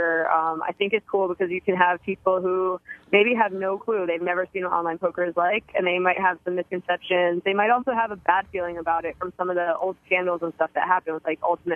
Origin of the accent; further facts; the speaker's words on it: New Jersey, United States; moved away; I'm from New Jersey originally